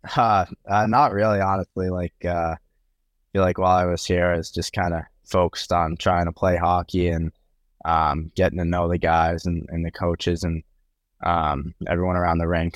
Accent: Boston, Massachusetts, United States; growing up in Boston

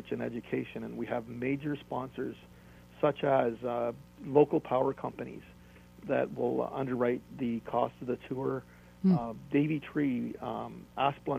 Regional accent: Toronto, Ontario, Canada; I'm from Toronto

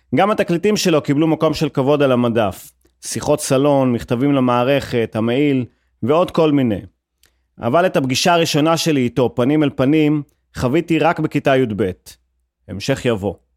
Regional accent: Haifa, Haifa District, Israel; כחיפאי ושמוצניק

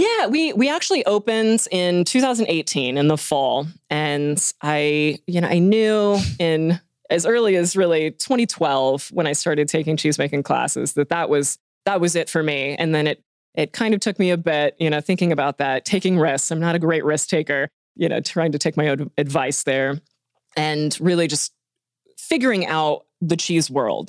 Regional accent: Hot Springs, Arkansas, United States; moved away as an adult; now in Bentonville, United States; I am from Hot Springs and came up here to get my engineering degrees and then just never left

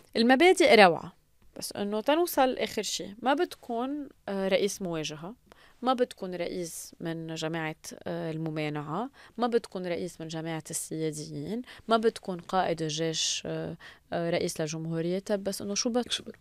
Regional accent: Lebanon; نحن كشعب لبناني

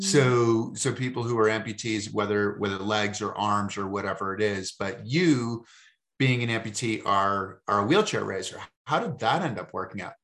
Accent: Massachusetts, United States; I come from Massachusetts

